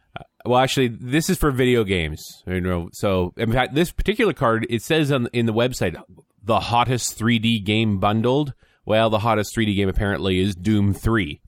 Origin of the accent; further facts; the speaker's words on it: Canada; being a Canadian